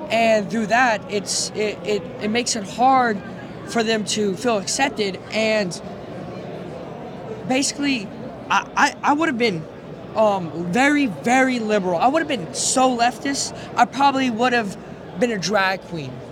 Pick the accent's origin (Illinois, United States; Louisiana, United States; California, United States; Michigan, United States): Louisiana, United States; Lafayette; I'm from Louisiana.